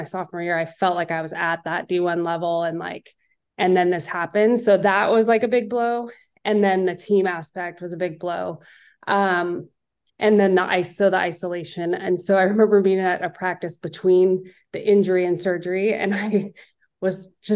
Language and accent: English; Northern California, United States; I'm from Northern California